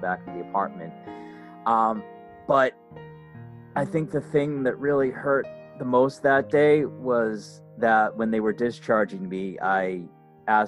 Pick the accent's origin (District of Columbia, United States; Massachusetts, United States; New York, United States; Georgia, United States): Massachusetts, United States; moved away as an adult; now in Florida, United States; I'm originally up from Massachusetts